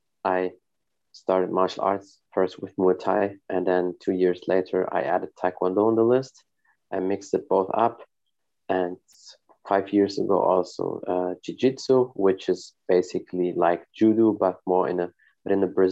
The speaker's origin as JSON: {"language": "English", "country": "Germany", "tie": "born or raised there", "said": "I live in Germany. I was born and raised in Germany. My family is from Morocco"}